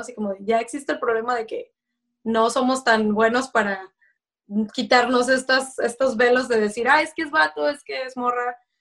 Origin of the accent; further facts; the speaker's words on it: Mexico; moved away as an adult; now in Folsom, United States; yo soy de México